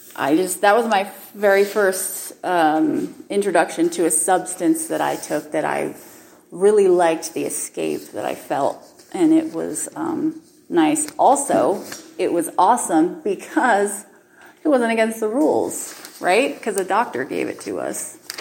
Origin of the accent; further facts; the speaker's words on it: Utah, United States; I was raised in Utah